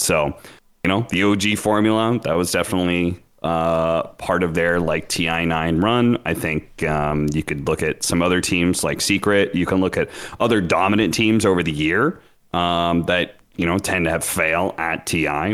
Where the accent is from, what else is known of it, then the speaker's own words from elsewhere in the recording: Pacific Northwest, United States; moved away; I grew up in the Pacific Northwest